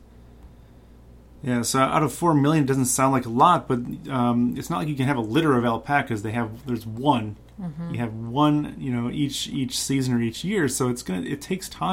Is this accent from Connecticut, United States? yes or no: no; Lodi, Wisconsin, United States; I went to school in Lodi, Wisconsin